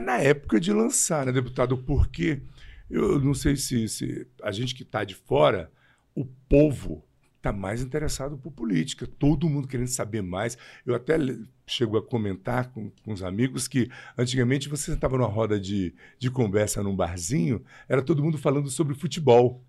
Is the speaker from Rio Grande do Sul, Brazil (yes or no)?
no; Taguatinga, Federal District, Brazil; also born or lived in Guará; eu nasci em Taguatinga, eu vim para o Guará 70 e 2, 73.